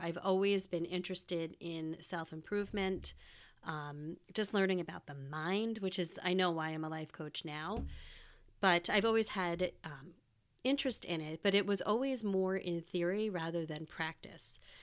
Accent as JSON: {"language": "English", "country": "United States", "tie": "born or raised there", "also_born_or_lived": "Wisconsin", "moved": "as an adult", "said": "I was born and raised in the New York, New Jersey area"}